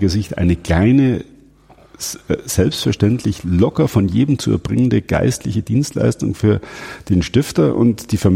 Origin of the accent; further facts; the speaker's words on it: Cologne, North Rhine-Westphalia, Germany; Ähm, ich bin Kölner, wir haben uns dumm und dusselig verdient an euch.